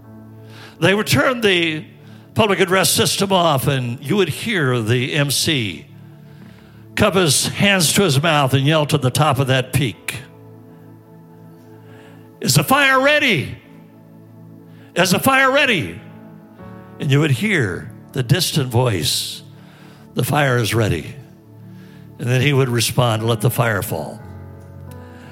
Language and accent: English; Fresno, California, United States; we all grew up in Fresno, California.